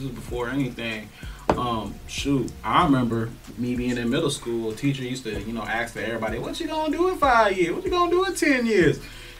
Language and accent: English; Union City, Georgia, United States; I grew up in Union City, like, really in the trenches of the Union City. Not the nicer parts now.